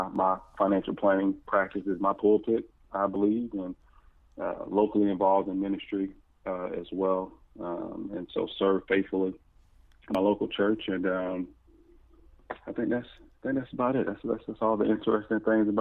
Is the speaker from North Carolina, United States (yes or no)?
no; Jacksonville, Florida, United States; born and raised in Jacksonville, Florida, proud